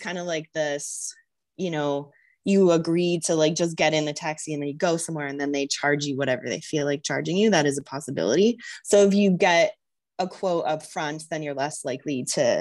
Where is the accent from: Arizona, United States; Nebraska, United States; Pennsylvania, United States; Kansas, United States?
Arizona, United States; I'm from Arizona, so I'm kind of used to how hot the sun is